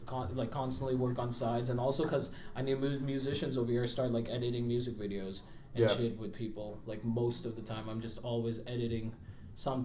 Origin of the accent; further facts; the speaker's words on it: India; moved away as an adult; also born or lived in Cupertino, California, United States; now in United States; I went back to India in second grade, and I was over there till I was in 12th grade